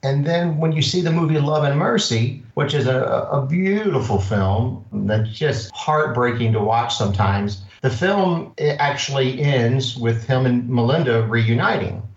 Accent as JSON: {"language": "English", "town": "Louisville", "region": "Kentucky", "country": "United States", "tie": "born or raised there", "moved": "yes", "lives_now": "Redondo Beach, United States", "said": "I grew up in Kentucky, Louisville, Kentucky"}